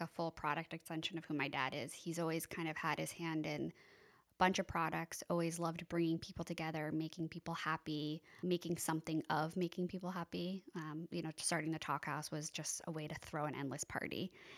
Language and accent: English; East Hampton, New York, United States; also born or lived in Boston; I was born and raised in East Hampton. grew up on Three Mile Harbor, living back there now.